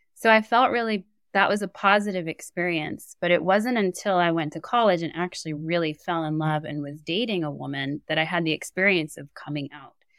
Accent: New York City, New York, United States; growing up in New York City

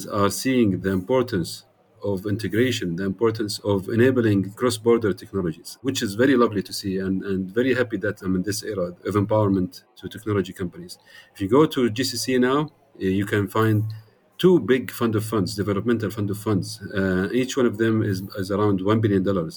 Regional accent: Saudi Arabia; I'm from the region. I'm from Saudi Arabia

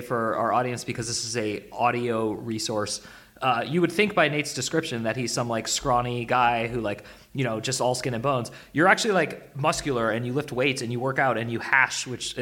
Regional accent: Bay Area, California, United States; I'm from the Bay Area where people are vegans

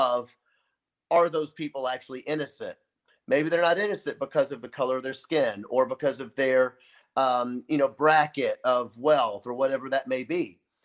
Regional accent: Memphis, Tennessee, United States; now in Kenosha, United States; I'm from Memphis, Tennessee, which is quite a racist place

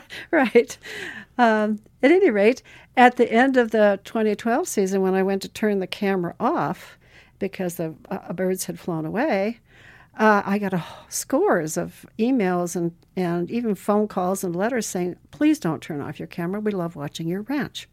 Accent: Butte, Montana, United States; moved away; also born or lived in Chile / Alaska; as a child, I grew up in Butte, Montana

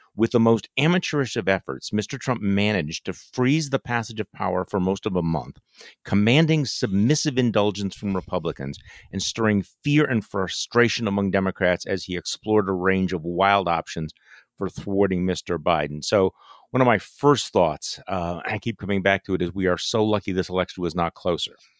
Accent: Wisconsin, United States; in Wisconsin, my home state

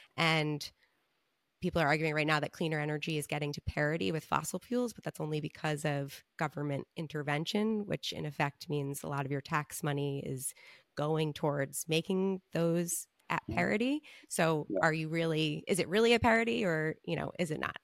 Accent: Long Island, New York, United States; I'm from Long Island

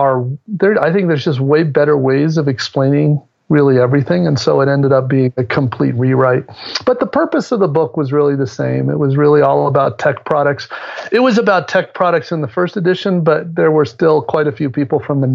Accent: San Francisco, California, United States; I'm from the Bay Area, San Francisco area.

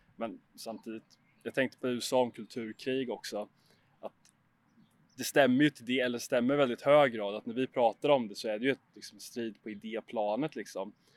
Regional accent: Huskvarna, Jönköping County, Sweden; jag är uppvuxen i Huskvarna, en liten ort utanför Jönköping i Småland

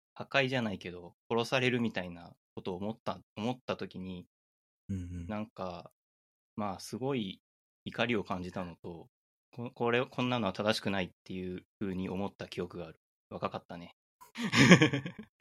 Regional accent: Aichi, Japan; 僕愛知県出身なんで、うん、愛知県って車の工場とかがたくさんあって、車がすごい混むんですよね。うちの近所に国道があって

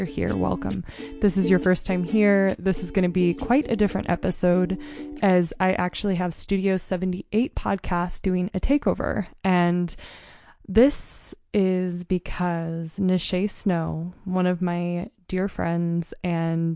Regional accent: Mount Hood, Oregon, United States; now in Montana, United States; where I grew up on Mount Hood. We grew up in a tiny rural mountain town

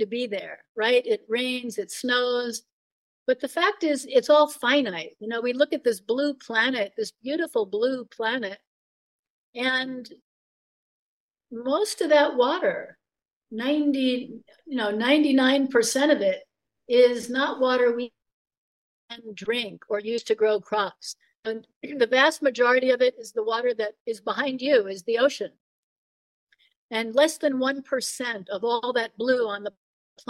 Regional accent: Long Island, New York, United States; I grew up on Long Island in New York.

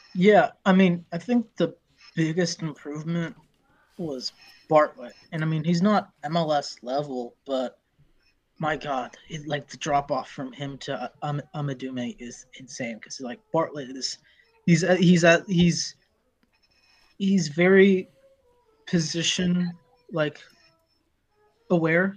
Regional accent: Morocco; Morocco is my home country

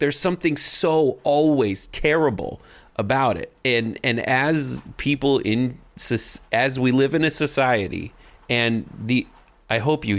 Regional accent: Los Angeles, California, United States; You do not live and breathe Hollywood the way I have my whole life. I'm from Los Angeles.

